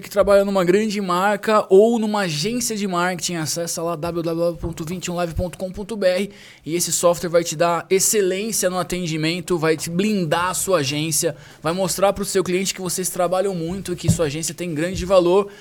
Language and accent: Portuguese; Sorocaba, São Paulo, Brazil; A gente é de Sorocaba